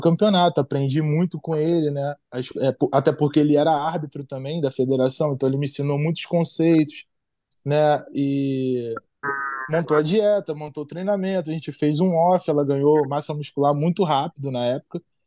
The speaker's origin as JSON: {"language": "Portuguese", "town": "Nova Iguaçu", "region": "Rio de Janeiro", "country": "Brazil", "moved": "as an adult", "lives_now": "United States", "said": "E da onde eu venho, eu venho da Baixada Fluminense, né? Venho de Nova Iguaçu."}